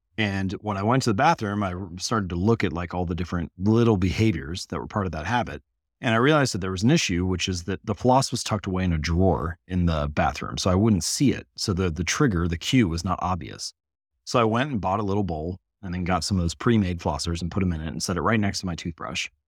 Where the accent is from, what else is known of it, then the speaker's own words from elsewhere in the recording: Hamilton, Ohio, United States; I was born in Hamilton, Ohio, so smallish town in Midwestern the United States, and I grew up in the same house